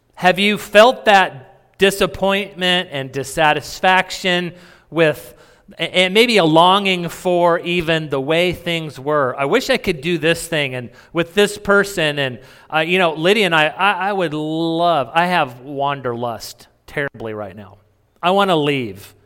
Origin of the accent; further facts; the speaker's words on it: New Mexico, United States; I grew up in New Mexico.